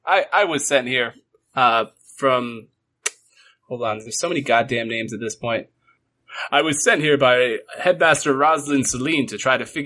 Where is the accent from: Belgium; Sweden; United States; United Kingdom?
United Kingdom; Aldershot, South East England; born there; They sent me here because I was born in Aldershot, but I was turned away